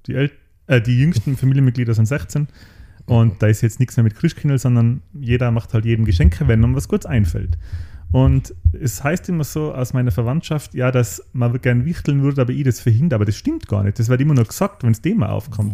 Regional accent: Außerfern, Tyrol, Austria; im Austerfahren, wo ich herkomme

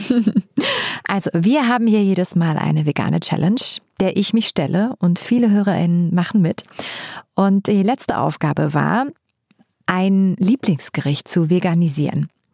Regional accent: Uelzen, Lower Saxony, Germany; Ich komme aus Uelzen und das ist so ein richtiges Dorf

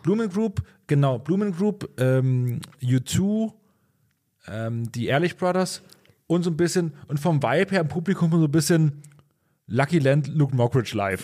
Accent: Pulsnitz, Saxony, Germany; also born or lived in Großröhrsdorf; ich komme aus Pulsnitz, da ist es Großröhrsdorf

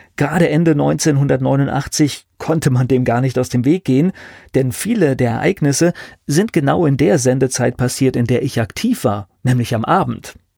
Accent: West Germany, Germany; für mich als Westdeutscher

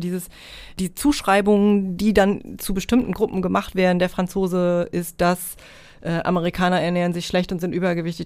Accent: North Rhine-Westphalia, Germany; moved away as an adult; now in East Frisia, Germany; als äh, irgendwie privilegierte deutsche äh, Nordrhein-Westfalen

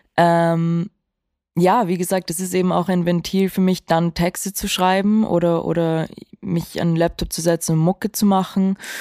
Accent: Vienna, Austria; ich bin auch in Wien aufgewachsen

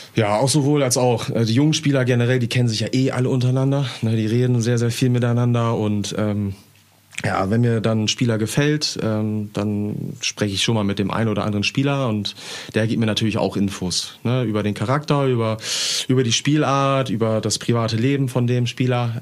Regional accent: Emden, Lower Saxony, Germany; ich bin in Herentor groß geworden hier in Emden

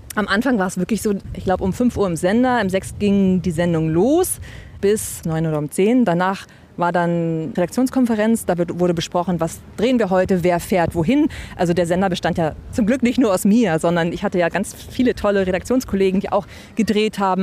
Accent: Lower Saxony, Germany; moved away; also born or lived in Hamburg / Trier / Berlin; Ich komme äh, gebürtig aus Niedersachsen so zwischen Hildesheim und Göttingen aus dem Leinetal und da bin ich geboren und aufgewachsen

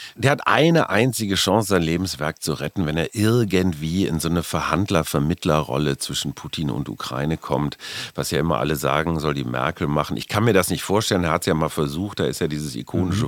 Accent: Münster, North Rhine-Westphalia, Germany; Münster, wie du weißt, ist meine Heimatstadt

